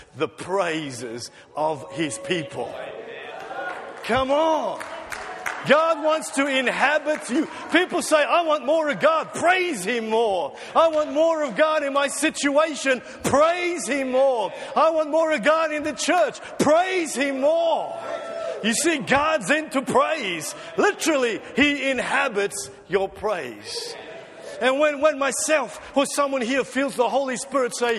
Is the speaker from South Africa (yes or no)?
yes; South Africa; now in Australia; I'm just a South African, naturalized Australian of Dutch descent.